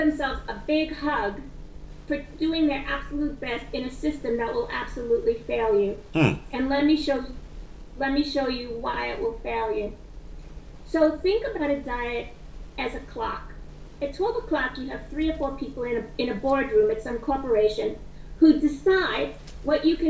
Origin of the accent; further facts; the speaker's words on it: New York City, New York, United States; I grew up in Brooklyn, New York.